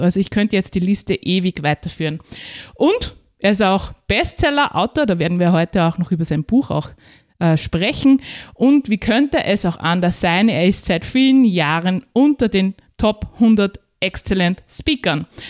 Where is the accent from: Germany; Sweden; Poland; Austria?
Austria; als Österreicherin